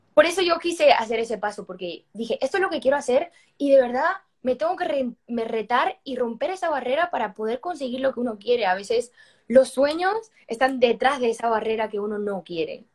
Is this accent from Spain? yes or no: yes; Madrid, Community of Madrid, Spain; now in Miami, United States; Soy española cubana porque yo nací en Madrid, igual que mis hermanas, pero mi familia, em, esto, todo el mundo es cubano